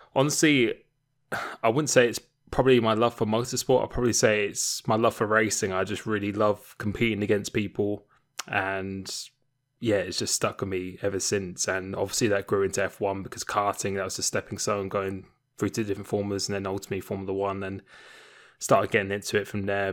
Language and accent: English; Romford, London, United Kingdom; moved away; I used to live in Essex. Uh, I was born in Romford